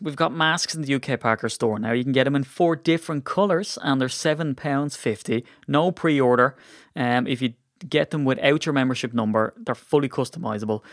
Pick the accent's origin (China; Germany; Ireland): Ireland; as an Irishman